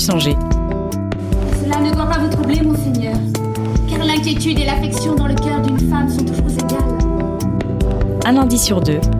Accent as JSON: {"language": "French", "country": "Lebanon", "said": "après j'ai fini et je suis rentrée chez moi au Liban."}